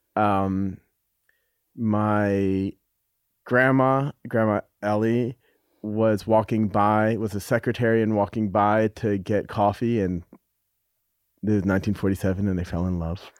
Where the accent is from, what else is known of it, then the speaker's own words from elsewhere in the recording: New York, United States; I'm from New York